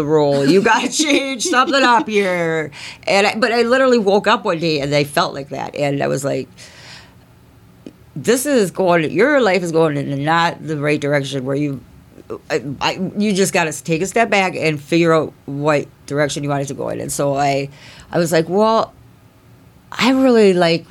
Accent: Circle Pines, Minnesota, United States; I grew up in Circle Pines, Minnesota, which is like pretty small townish

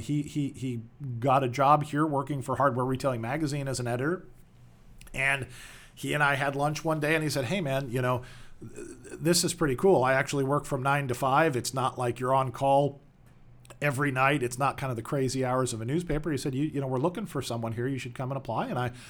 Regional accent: California, United States; also born or lived in Joliet, Illinois; I was born in the Chicagoland area in Joliet, Illinois, not in the prison, but near the prison. And when I was about 10 years old, my family moved to Southern California, where I did most of my growing up.

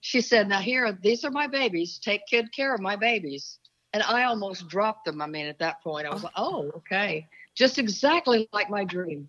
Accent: Oklahoma, United States; moved away; also born or lived in Seattle / Dallas; I'm from Oklahoma originally

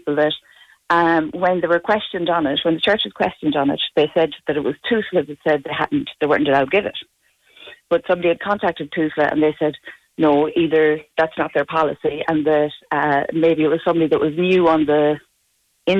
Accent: Tuam, Connacht, Ireland; also born or lived in Dublin; my parents got me a blessing down here in Tuam.

